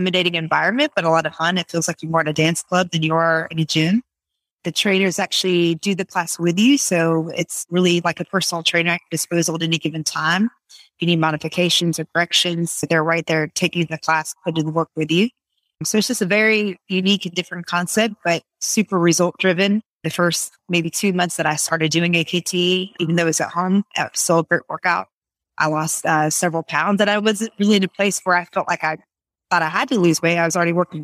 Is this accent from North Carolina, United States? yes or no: yes; Raleigh, North Carolina, United States; also born or lived in New York; I am from the Raleigh area. Most of my life, I moved from New York when I was 5. So I'm pretty much raised in North Carolina.